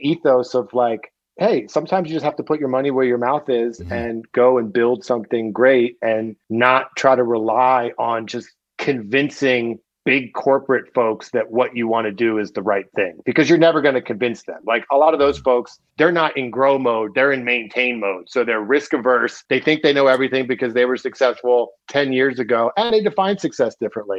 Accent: Wilmington, Delaware, United States; moved away; also born or lived in Southern Chester County, Pennsylvania / Philadelphia, Pennsylvania; I grew up actually in Wilmington, Delaware for, like, the first part of my life, and then went to high school in, like, Southern Chester County in, like, rural PA.

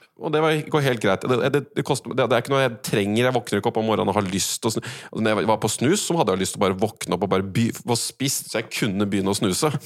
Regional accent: Norway; som en nordmann

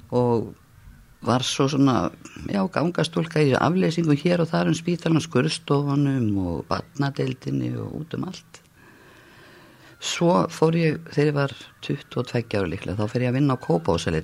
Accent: Reykjavík, Capital Region, Iceland; ég er svona fættin í Reykjavík árið 1957, ólst upp í Þingoltunum og Laugásveginum

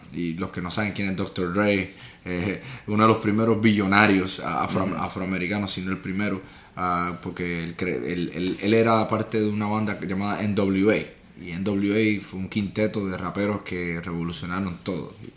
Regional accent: Puerto Rico; yo soy de Puerto Rico, nací y criado

